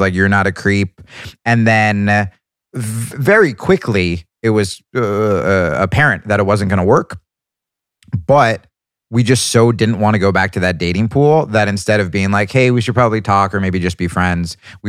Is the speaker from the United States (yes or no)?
yes; New Jersey, United States; born or raised there